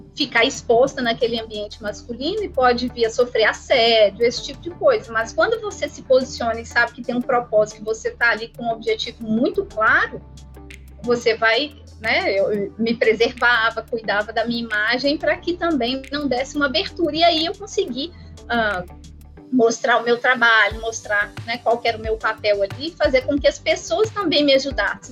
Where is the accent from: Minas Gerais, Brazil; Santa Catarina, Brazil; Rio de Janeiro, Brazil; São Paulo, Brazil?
Minas Gerais, Brazil; Belo Horizonte; para Belo Horizonte, de onde, inclusive, eu nasci